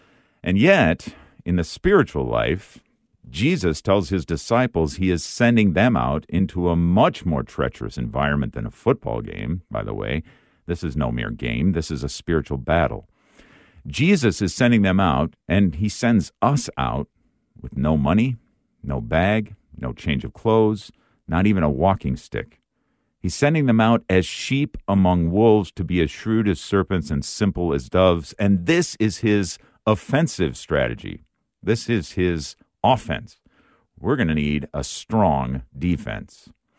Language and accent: English; Wisconsin, United States; I'm from Wisconsin